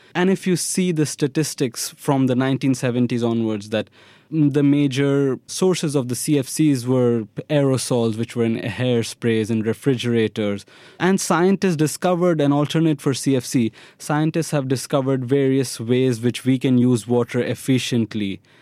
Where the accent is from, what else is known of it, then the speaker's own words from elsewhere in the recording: Delhi, India; moved away as an adult; also born or lived in Mumbai / Vellore, Tamil Nadu; now in Tel Aviv, Israel; I was born in Mumbai, brought up in Delhi.